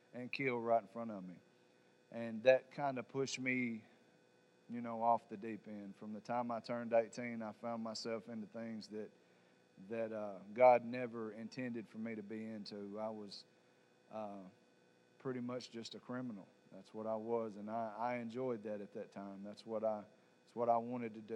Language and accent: English; Savannah, Tennessee, United States; I'm from Savannah, Tennessee.